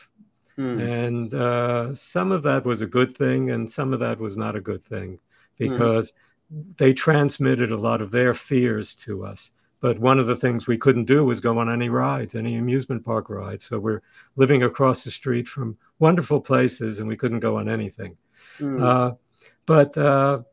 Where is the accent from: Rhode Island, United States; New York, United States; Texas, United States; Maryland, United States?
New York, United States; Brooklyn; also born or lived in Sweden; we lived in Brooklyn after we left Sweden when I was still very, very young